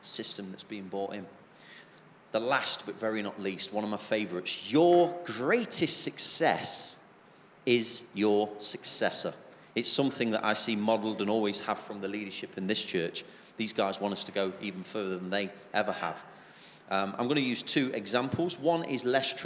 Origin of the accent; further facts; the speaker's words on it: England, United Kingdom; especially being English